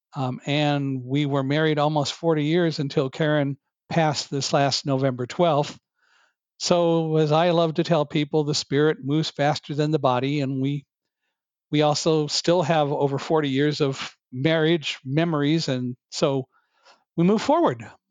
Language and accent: English; California, United States; also born or lived in Chicago / Boston; I was born in Chicago, but moved to California when I was five